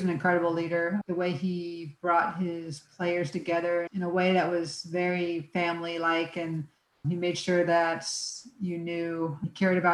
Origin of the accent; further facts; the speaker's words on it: Northern Virginia, United States; moved away as an adult; also born or lived in Florida; I grew up in Northern Virginia